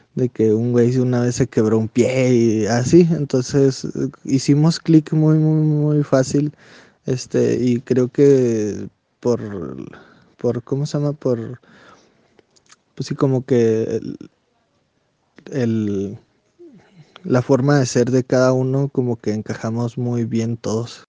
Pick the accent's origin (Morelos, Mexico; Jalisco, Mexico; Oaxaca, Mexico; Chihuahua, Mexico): Chihuahua, Mexico; Saucillo; also born or lived in Delicias, Chihuahua; Soy nacido en Ciudad Delicias, Chihuahua, porque pues, en Saucillo no había hospitales. Soy originario de un pueblito que se llama Las Varas de la cordillera de Saucillo